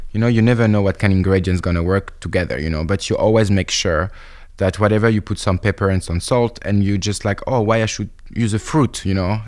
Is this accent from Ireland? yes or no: no; France; I'm French.